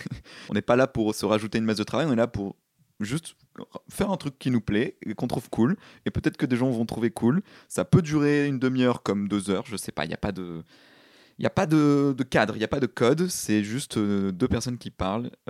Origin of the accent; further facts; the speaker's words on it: Paris, Île-de-France, France; Donc oui, parce qu'on est des Parisiens évidemment, sinon c'est pas drôle.